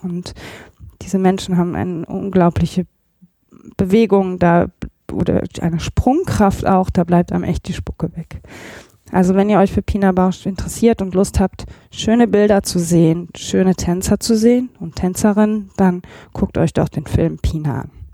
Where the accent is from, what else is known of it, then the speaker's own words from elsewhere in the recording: Remscheid, North Rhine-Westphalia, Germany; moved away; ich komme ja ursprünglich aus Remscheid